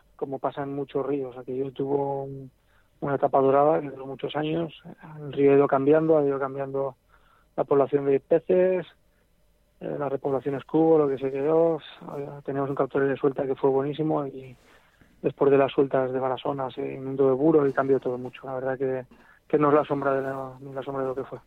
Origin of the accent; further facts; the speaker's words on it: El Grado, Aragon, Spain; no soy de Barbastro, pero soy de un pueblecito al lado. Ah, Aquí soy un poquito más al Pepineo. Nada, a 10 minutos de Barbastro, en el grado